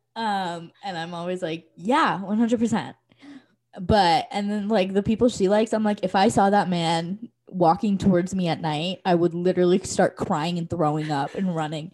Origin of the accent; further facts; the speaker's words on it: Issaquah, Washington, United States; moved away as an adult; now in Colorado, United States; I loved growing up in Issaquah.